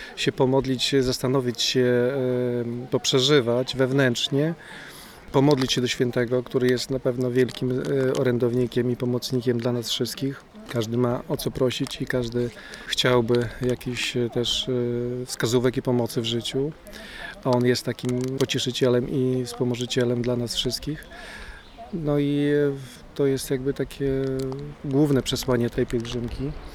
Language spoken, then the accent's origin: Polish; Supraśl, Podlaskie Voivodeship, Poland; święty Łukasz jest osobą bardzo czczoną u nas w Supraślu